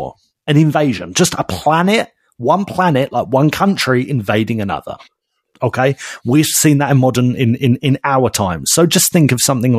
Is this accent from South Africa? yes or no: no; Basildon, East of England, United Kingdom; my hometown of Basildon